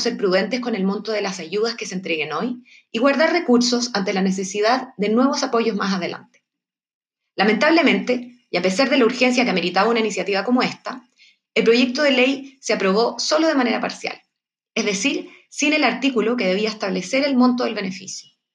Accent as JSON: {"language": "Spanish", "country": "Chile"}